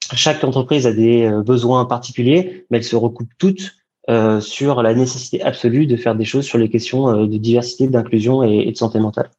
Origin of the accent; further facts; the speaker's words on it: Paris, Île-de-France, France; J'ai grandi à Paris, en région parisienne